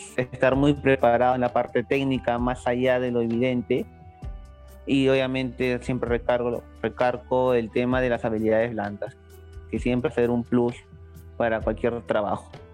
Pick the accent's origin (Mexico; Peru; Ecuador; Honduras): Peru; Lima; yo soy limeño, pero prácticamente no me considero uno